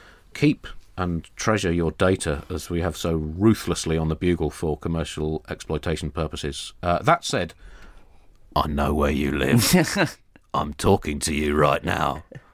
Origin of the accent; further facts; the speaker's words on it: London, United Kingdom; born there; You see, I was born in London to an Irish mother and a Pakistani father, making me half Irish, half Pakistani, and 100% British.